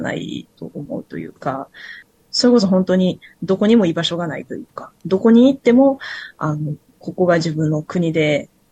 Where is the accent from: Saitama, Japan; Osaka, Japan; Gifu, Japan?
Osaka, Japan; 在日が多く暮らす大阪市生野区っていうところで生まれ育った